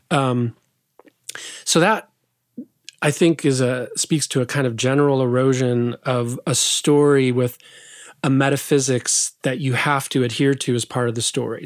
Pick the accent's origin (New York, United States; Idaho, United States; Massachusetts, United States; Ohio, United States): Idaho, United States; southwest; moved away; I grew up in a little farm town in southwest Idaho